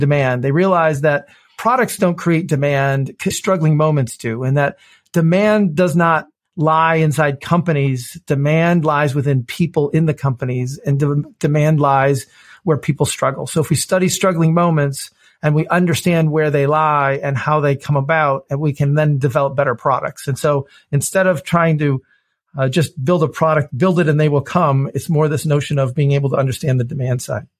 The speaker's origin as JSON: {"language": "English", "town": "Detroit", "region": "Michigan", "country": "United States", "tie": "born or raised there", "said": "I grew up in Detroit, Michigan. I've, you know, been born and raised here"}